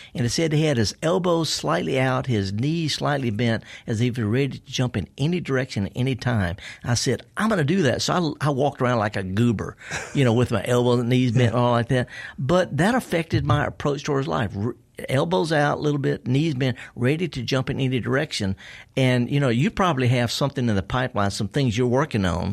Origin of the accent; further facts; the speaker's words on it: the South, United States; I was raised in the South